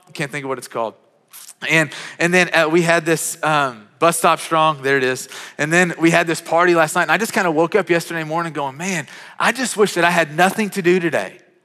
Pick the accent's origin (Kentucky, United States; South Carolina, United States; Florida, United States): Kentucky, United States; Western; I grew up in Western Kentucky. I grew up on a farm.